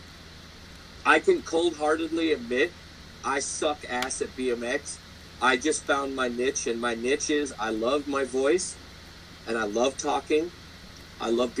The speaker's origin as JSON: {"language": "English", "town": "Great Falls", "region": "Montana", "country": "United States", "said": "I'm from Great Falls, Montana."}